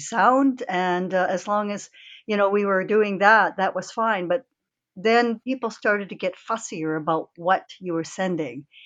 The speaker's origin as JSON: {"language": "English", "town": "Toronto", "region": "Ontario", "country": "Canada", "tie": "born or raised there", "said": "was born and bred in Canada, in Toronto. My parents were born in Canada."}